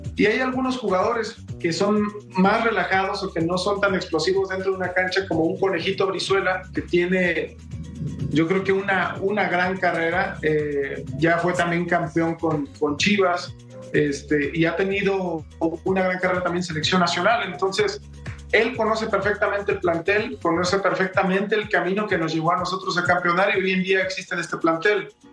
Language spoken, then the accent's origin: Spanish; Mexico; jugador mexicano o como exjugador mexicano